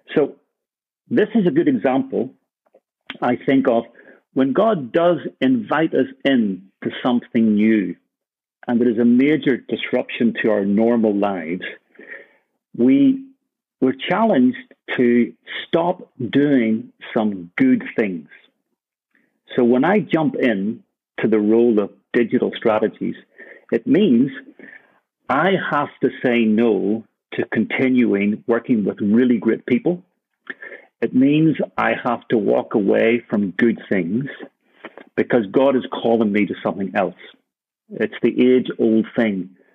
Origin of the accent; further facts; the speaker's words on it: Ireland; also born or lived in Birmingham; now in Copenhagen, Denmark; for me as an Irishman